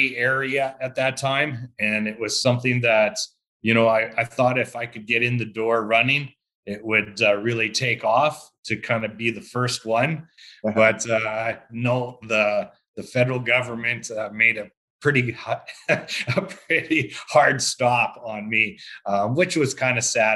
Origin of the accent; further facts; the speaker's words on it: Saskatchewan, Canada; growing up in Saskatchewan, we're all farmers, really, to be honest with you. If you lived in a small town, we are all part of some sort of farming life